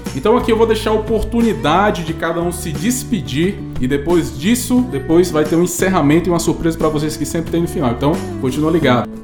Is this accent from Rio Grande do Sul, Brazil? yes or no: no; Fortaleza, Ceará, Brazil; lá de Fortaleza, Ceará, minha terrinha natal